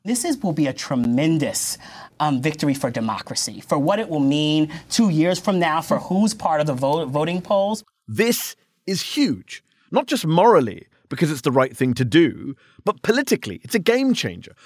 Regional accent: United Kingdom; now in United States; I'm a foreigner. I'm an immigrant. I'm a Brit

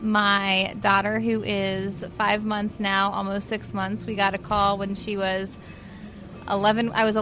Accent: Lawrenceburg, Indiana, United States; I'm from Lawrenceburg, Indiana.

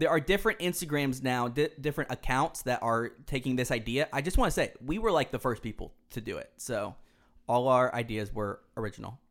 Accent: Houston, Texas, United States; also born or lived in Dallas, Texas; growing up in Houston, it's a, it's along the Gulf Coast

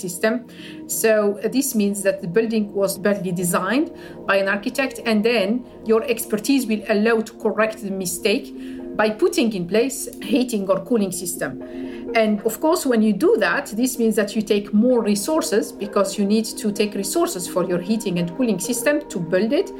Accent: Algiers, Algiers Province, Algeria; I grew up in Algiers, in the capital city, and I grew up in a nice part of Algiers

